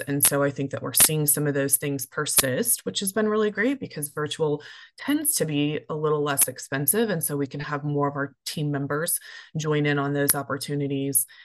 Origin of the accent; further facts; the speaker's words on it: Tulsa, Oklahoma, United States; moved away as an adult; also born or lived in Chicago / Missouri; moving back to my hometown of Tulsa